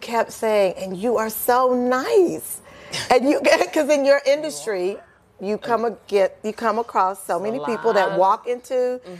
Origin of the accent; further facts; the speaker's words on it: Kentucky, United States; I'm just a small-town girl from Kentucky.